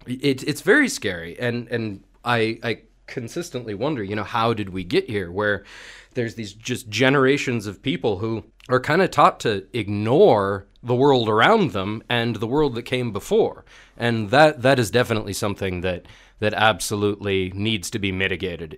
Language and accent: English; Marin County, California, United States; moved away as an adult; now in Bulgaria; I come from San Francisco, California, or rather just north of there uh, Marin County, this uh, kind of place of sprawling redwoods in the Pacific Ocean